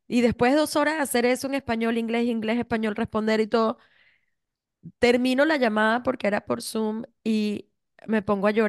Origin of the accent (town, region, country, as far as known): Venezuela